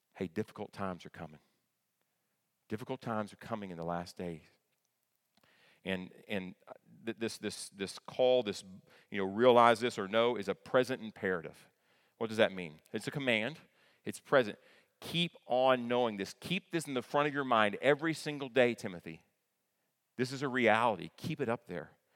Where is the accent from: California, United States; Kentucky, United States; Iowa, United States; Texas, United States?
Kentucky, United States; northeastern; moved away; I grew up in northeastern Kentucky, right, in the tri-state area of Ohio, Kentucky, and West Virginia.